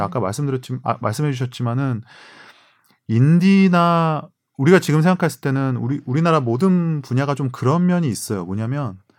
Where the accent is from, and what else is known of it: South Korea